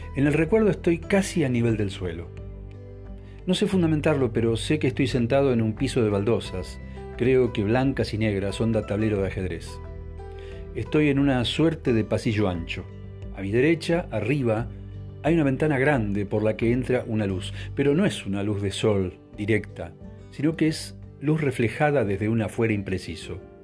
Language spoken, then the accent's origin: Spanish; Buenos Aires, Argentina; also born or lived in Bariloche; el departamento de Caballito donde crecí una vez que nos mudamos de Bariloche